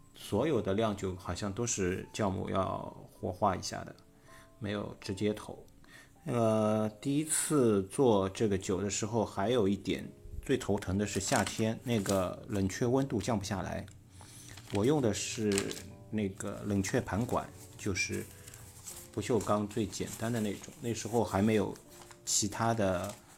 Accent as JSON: {"language": "Chinese", "region": "Shanghai", "country": "China", "accent": "Shanghainese", "said": "我们上海话叫铺出来"}